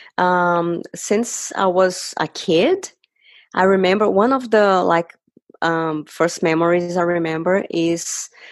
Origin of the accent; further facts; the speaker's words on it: Brazil; moved away; I am originally from Brazil.